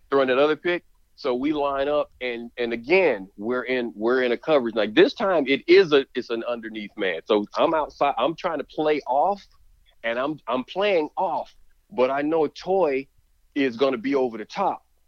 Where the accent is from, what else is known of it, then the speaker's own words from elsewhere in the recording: Alabama, United States; growing up in Alabama, there was a lot of grilling